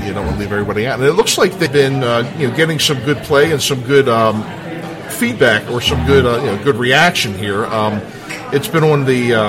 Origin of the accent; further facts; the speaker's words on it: Dundalk, Maryland, United States; Well, I'm an old Dundalk boy myself, so I grew up down here, too.